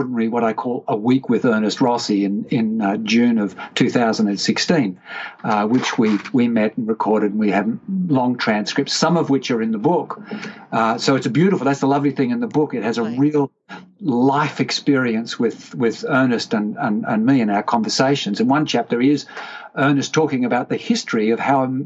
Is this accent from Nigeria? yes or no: no; Australia; I said, g'day, because I'm Australian